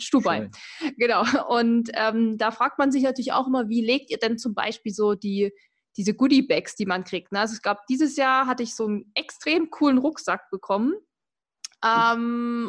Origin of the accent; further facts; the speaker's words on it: Erzgebirge, Saxony, Germany; ich komme ja aus dem Erzgebirge